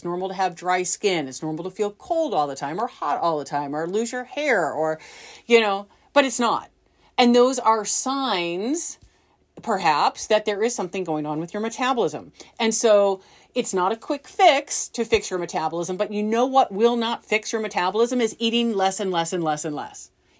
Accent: Midwest, United States; I think I'm more of a data because I grew up in the Midwest, where we say, you know, like aunt and uncle.

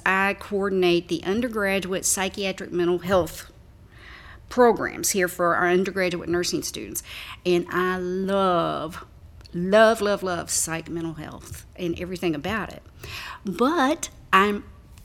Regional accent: a smaller town in Kentucky, United States; As you can probably tell by my accent, I'm not not a Louisvillian, but I am from a smaller town here in Kentucky.

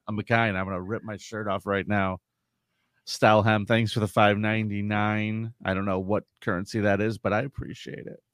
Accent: San Diego, California, United States; I grew up in San Diego

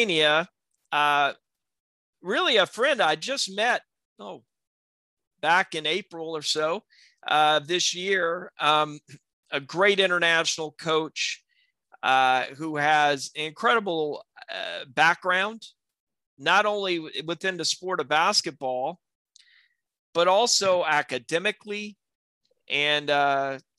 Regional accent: South Alabama, United States; in my community where I live, grew up in South Alabama in the United States

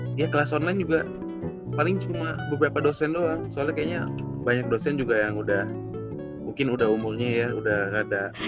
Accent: Gunung Putri, West Java, Indonesia; asal aku dari Gunung Putri, Kabupaten Bogor

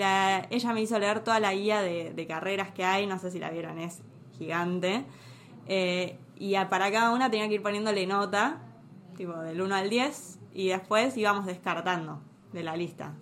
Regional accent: Tigre, Buenos Aires Province, Argentina; yo soy de Tigre

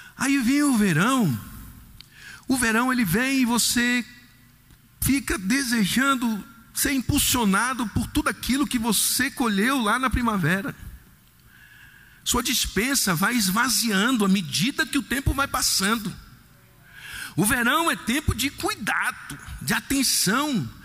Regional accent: Salvador, Bahia, Brazil; eu sou de Salvador, minha terra

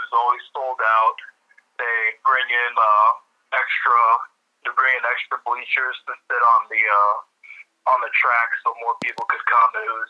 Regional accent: Illinois, United States; I would always say it's Northwestern was literally a 10-minute drive away, and we'd go see some games live and see some on TV

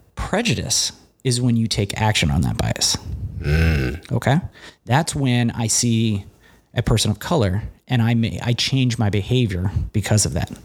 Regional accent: Cincinnati, Ohio, United States; I grew up in Cincinnati, Ohio

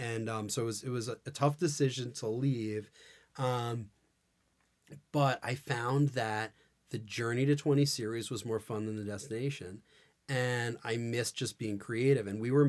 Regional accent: New York City, New York, United States; I grew up in New York City.

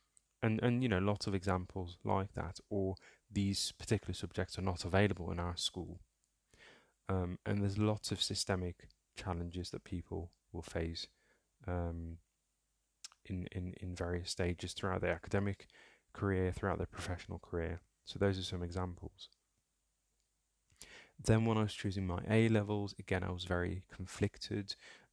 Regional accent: North Holland, Netherlands; also born or lived in Somalia; And my family settled in Holland, in a small town just outside Amsterdam. So I grew up in Holland, and shout out to any Dutch listeners, whether Somali or otherwise, who may be listening to the podcast.

